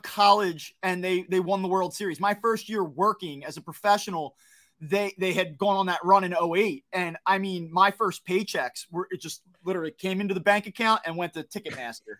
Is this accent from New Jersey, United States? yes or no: yes; New Jersey, United States; I grew up in South Jersey. I don't wanna say I grew up in the city